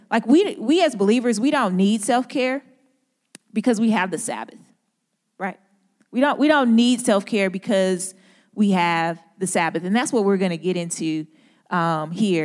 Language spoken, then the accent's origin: English; St. Louis, Missouri, United States; accent: country grammar; now in Durham, United States; I'm from Saint Louis